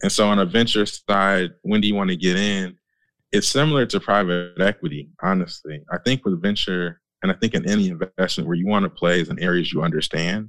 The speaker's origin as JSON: {"language": "English", "region": "Michigan", "country": "United States", "tie": "born or raised there", "said": "I grew up in Michigan, industrial area"}